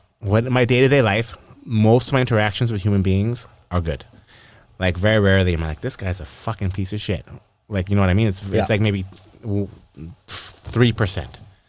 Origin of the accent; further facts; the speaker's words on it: Canada; we're Canadian